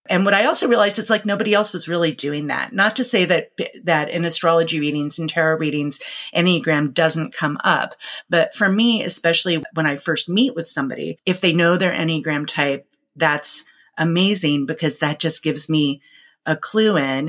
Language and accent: English; New York City, New York, United States; now in Seattle, United States; Growing up in New York City in the 80s